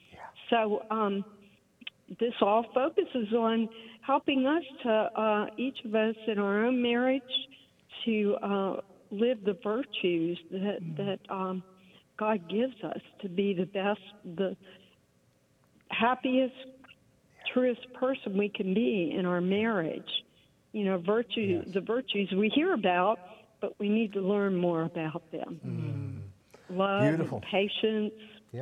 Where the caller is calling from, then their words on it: Houston, Texas, United States; I'm calling from Houston, Texas. I'm a director of family life at Christ the Redeemer Catholic Church in Houston.